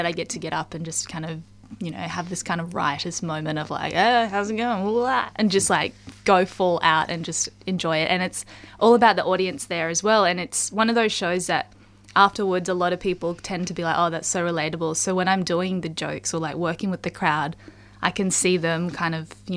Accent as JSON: {"language": "English", "town": "Mission Beach", "region": "Queensland", "country": "Australia", "tie": "born or raised there", "also_born_or_lived": "Brisbane", "moved": "yes", "lives_now": "Sydney, Australia", "said": "I'm from North Queensland originally"}